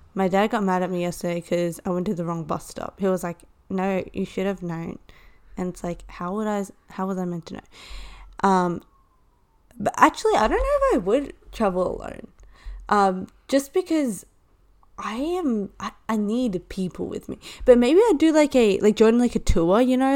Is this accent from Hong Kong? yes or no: yes; Hong Kong; moved away; I am from Hong Kong